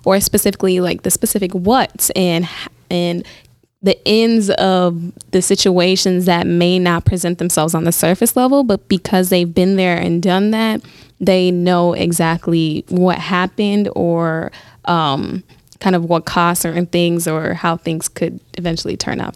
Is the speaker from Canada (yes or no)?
no; Minnesota, United States; moved away as an adult; now in Milwaukee, United States; this was the first summer I was spending in Milwaukee, um, since I'm from Minnesota